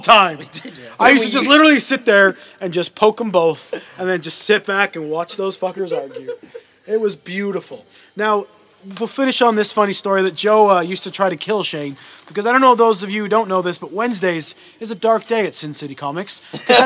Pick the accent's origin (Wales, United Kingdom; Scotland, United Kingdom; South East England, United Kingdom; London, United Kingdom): Wales, United Kingdom; Pontypool; moved away; I was born in Pontypool